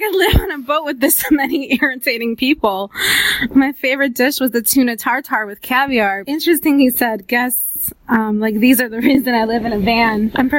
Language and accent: English; Glen Ellyn, Illinois, United States; I'm from Glen Ellyn.